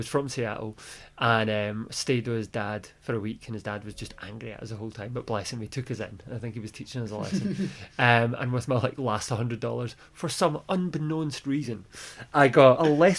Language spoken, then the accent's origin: English; Glasgow, Scotland, United Kingdom; I grew up in Glasgow